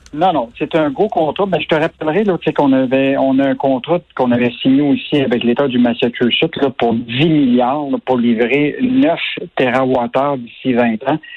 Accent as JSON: {"language": "French", "region": "Quebec", "country": "Canada"}